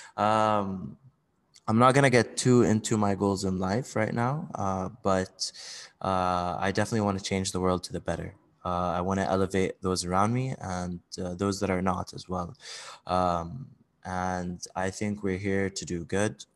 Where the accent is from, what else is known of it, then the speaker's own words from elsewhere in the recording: Bahrain; also born or lived in Saudi Arabia / Switzerland / United Kingdom / United States; now in Dubai, United Arab Emirates; I'm actually, uh, Saudi, uh, but I grew up mainly in Bahrain.